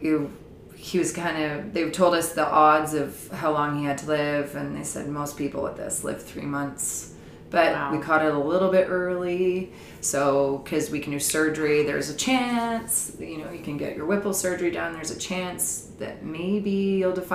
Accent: Saanich Peninsula, British Columbia, Canada; Derek and I met when we were 14 and we grew up on the Saanich Peninsula

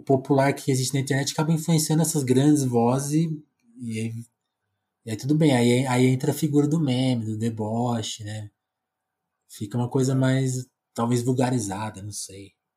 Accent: Brazil; eu, que nunca saí do Brasil

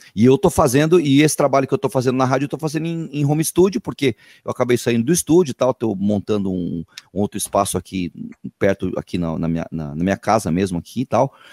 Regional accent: Peruíbe, São Paulo, Brazil; sou de Peruíbe

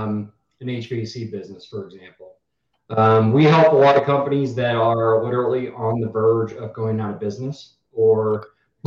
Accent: Colorado, United States; moved away as an adult; also born or lived in Naples, Florida; Originally, I'm from Colorado

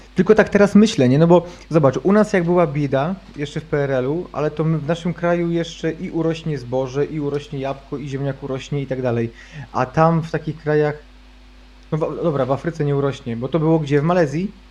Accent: Poland; ja sam wychowałem się na wsi

